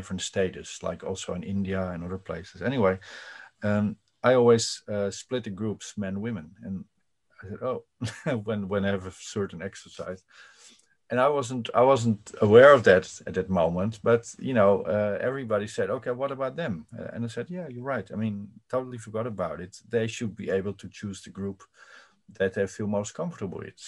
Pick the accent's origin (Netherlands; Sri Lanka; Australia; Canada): Netherlands; I'm from the Netherlands and it's a so-called liberal progressive country